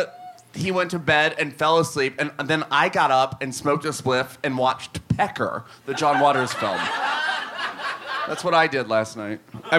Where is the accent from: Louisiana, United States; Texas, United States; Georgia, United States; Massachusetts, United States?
Georgia, United States; Rome; my hometown, tiny town, Rome, Georgia. Very, very small place.